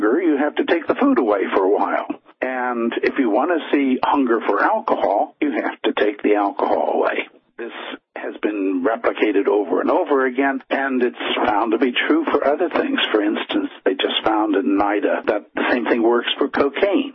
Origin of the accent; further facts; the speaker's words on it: United States; accent: American; moved away as an adult; now in Finland; as people probably can tell from the accent, I am an American originally. I've been in Finland since 1972